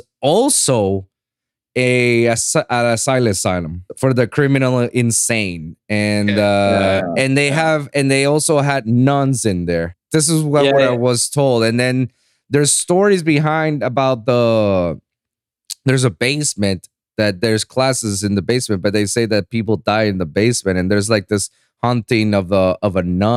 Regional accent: Puerto Rico; English is a second language; I was born and raised in Puerto Rico

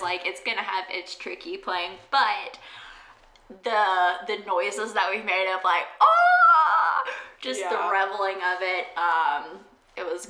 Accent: South Carolina, United States; moved away; I had spent an extended amount of time back in my hometown for a stint of COVID, and clearly when I'm in South Carolina

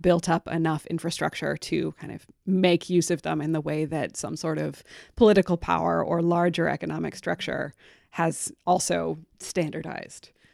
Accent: Humboldt County, California, United States; I grew up in Humboldt County

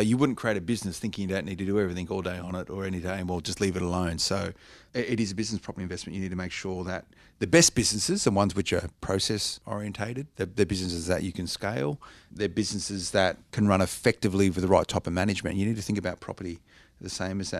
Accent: Blacktown, New South Wales, Australia; I grew up in Blacktown. I know the area well

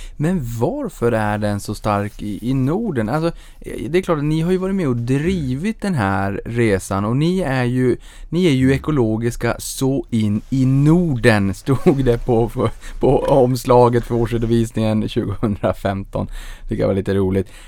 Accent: Norrbotten County, Sweden; jag kommer från Norrbotten, då är det knallsvart eh, halva året

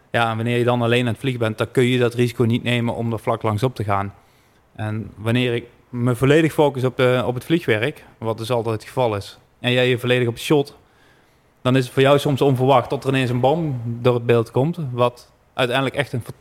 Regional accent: Netherlands; Daar zijn we gewoon Nederlanders voor.

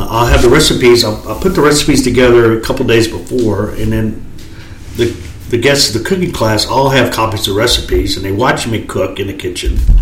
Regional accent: Dallas, Texas, United States; We grew up in East Dallas

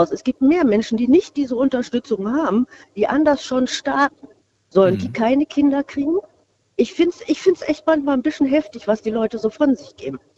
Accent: Porta Westfalica, North Rhine-Westphalia, Germany; Nee, Porta Westfalica.

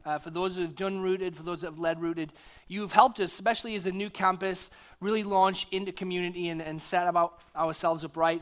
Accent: United Kingdom; being British, I'm from the country of Shakespeare

